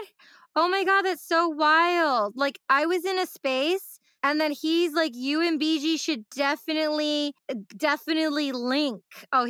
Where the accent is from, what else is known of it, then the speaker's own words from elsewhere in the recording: Detroit, Michigan, United States; I grew up in the Detroit electronic music underground scene